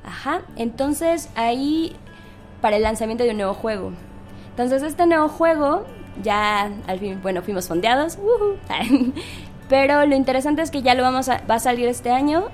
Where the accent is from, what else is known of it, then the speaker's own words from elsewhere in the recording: Mexico City, Mexico; nosotros en el equipo somos, todos somos de la Ciudad de México